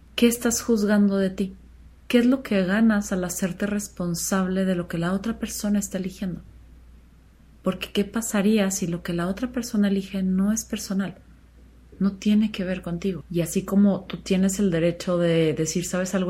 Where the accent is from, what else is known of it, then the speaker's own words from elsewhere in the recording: Chihuahua, Mexico; moved away as an adult; yo nací en Chihuahua y crecí ahí hasta los 17 años más o menos